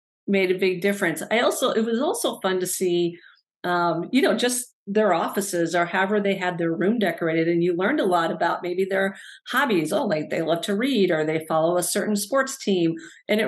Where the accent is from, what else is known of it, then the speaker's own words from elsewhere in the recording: Northern Illinois, United States; moved away as an adult; now in Madison, United States; So I grew up in the Midwest. I actually grew up in Northern Illinois